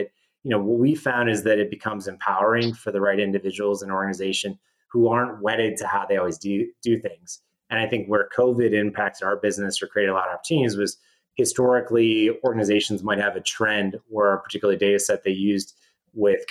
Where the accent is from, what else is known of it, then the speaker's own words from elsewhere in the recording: Wisconsin, United States; I grew up in Wisconsin